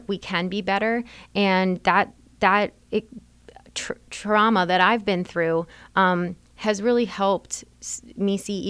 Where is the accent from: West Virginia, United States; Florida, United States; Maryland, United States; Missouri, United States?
Maryland, United States; Smithsburg; now in Frederick County, United States; I grew up over the mountain. I always tell people I grew up on Wussville Road, just over the mountain in Smithsburg. So don't hold that against me that I'm not a Frederick County native, but grew up very close by.